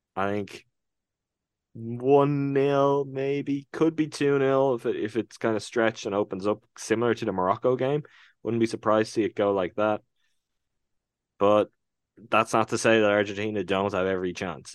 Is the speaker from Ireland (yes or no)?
yes; Ireland; my home country